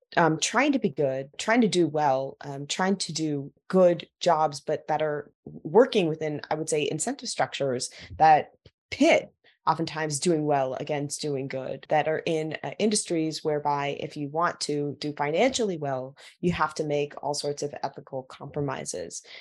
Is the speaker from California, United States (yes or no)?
yes; Silicon Valley, California, United States; I grew up in Silicon Valley